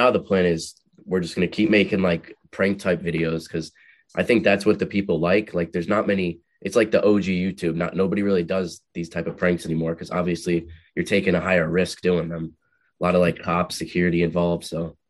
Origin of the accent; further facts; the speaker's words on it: New Jersey, United States; New Jersey.